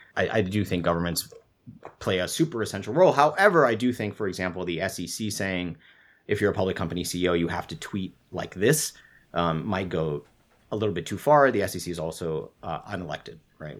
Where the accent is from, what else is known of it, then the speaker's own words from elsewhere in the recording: Singapore; I grew up in Singapore, which does not have free speech